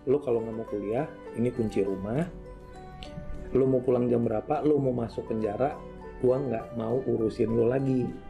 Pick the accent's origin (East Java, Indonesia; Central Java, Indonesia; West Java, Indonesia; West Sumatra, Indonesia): East Java, Indonesia; Madiun; born there; gue lahir di Jawa Timur kota kecil namanya Madiun